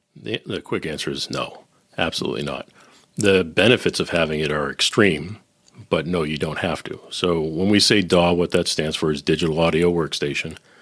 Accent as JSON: {"language": "English", "town": "Boston", "region": "Massachusetts", "country": "United States", "also_born_or_lived": "Nashville / Silicon Valley / Northern Kentucky", "moved": "yes", "lives_now": "Cincinnati, United States", "said": "I'm originally from Boston, living in Cincinnati."}